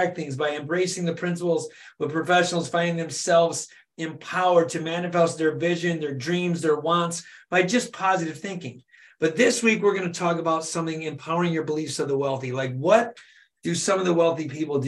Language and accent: English; Michigan, United States; It's close to home. I'm from Michigan